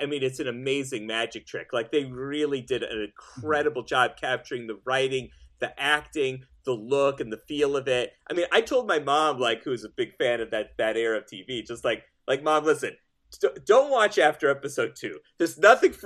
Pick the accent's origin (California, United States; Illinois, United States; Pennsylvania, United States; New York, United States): New York, United States; Buffalo; I'm from Buffalo, New York